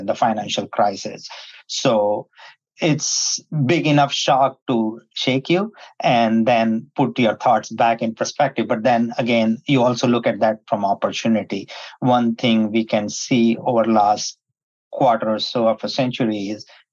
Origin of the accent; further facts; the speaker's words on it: India; moved away as an adult; now in United States; I was born in India and migrated to the United States in the 90s in the tech boom.